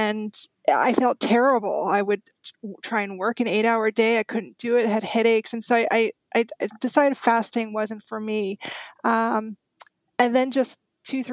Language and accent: English; Austria; When I was growing up in Austria, my grandparents were great advocates of fasting